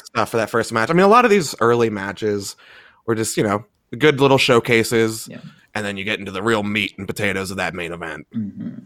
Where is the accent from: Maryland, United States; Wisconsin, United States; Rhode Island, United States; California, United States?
Maryland, United States; Baltimore; now in Minnesota, United States; I'm from Baltimore. I'm living in Minnesota right now